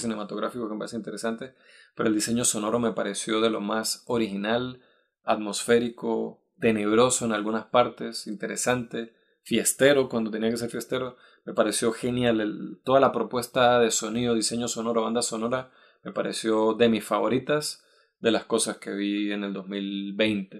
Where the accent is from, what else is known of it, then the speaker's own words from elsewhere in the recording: Venezuelan Andes, Venezuela; also born or lived in Norway; now in Madrid, Spain; nosotros que no solo que somos venezolanos, sino que somos de, la, de los Andes venezolanos